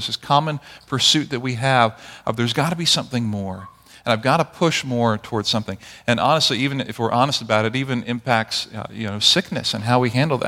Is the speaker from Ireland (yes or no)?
no; Barbados; also born or lived in Grenada; many of you knew that I grew up in Barbados and Grenada. I was born in Grenada, grew up in Barbados